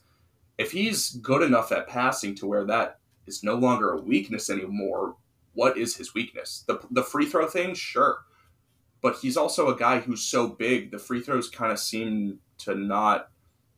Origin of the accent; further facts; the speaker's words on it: Cleveland, Ohio, United States; my hometown Cavs